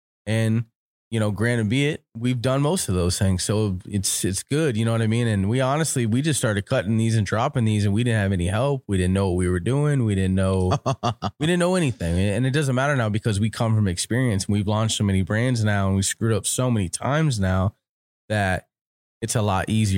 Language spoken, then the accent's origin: English; Florida, United States; We're originally from Florida. Okay. He's from the West Coast of Florida. I'm from the East Coast of Florida. We moved out to California.